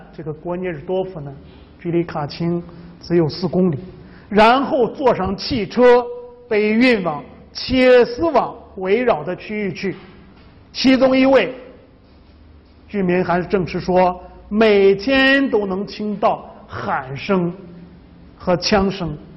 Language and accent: Chinese; China; 这我们中国人呢，很忌讳把这个房子建在坟墓周围